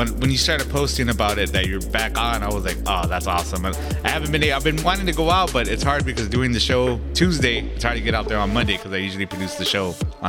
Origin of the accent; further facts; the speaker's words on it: Santa Ana, California, United States; my hometown, Santa Ana, California.